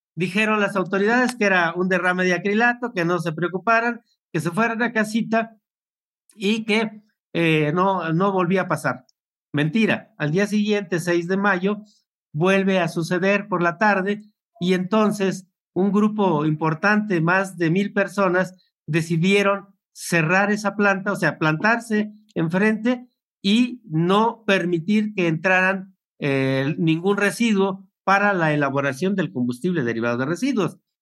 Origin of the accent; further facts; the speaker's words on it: Apaxco, State of Mexico, Mexico; Yo soy de el municipio de Apasco